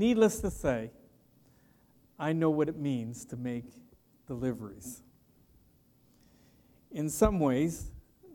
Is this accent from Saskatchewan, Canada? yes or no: no; Petrolia, Ontario, Canada; growing up in Petroleum, Ontario, I delivered newspapers for a number of years